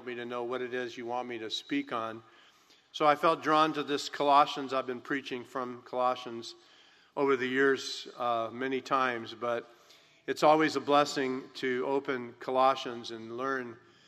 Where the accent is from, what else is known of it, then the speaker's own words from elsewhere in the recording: California, United States; I'm born and raised in California